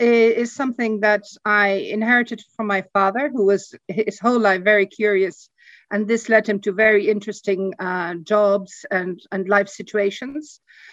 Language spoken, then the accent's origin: English; Burgos, Castile and León, Spain; also born or lived in Netherlands; I grew up in Spain. I was 2 years old when I left for Spain. My father worked for Heineken and opened the Spanish market. We started up living in a town north of Madrid called Burgos, which is a very small provincial town.